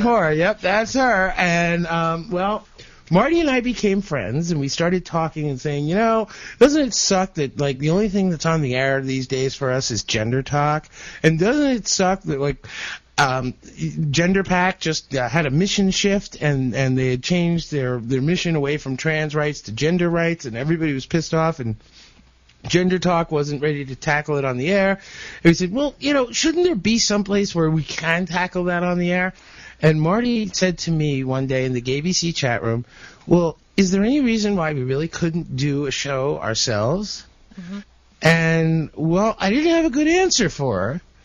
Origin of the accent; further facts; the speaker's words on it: New Jersey, United States; also born or lived in Brooklyn, New York; I was born in Brooklyn, but my parents uh, moved out here to Jersey, to New Jersey, uh, when you know back in the mid '60s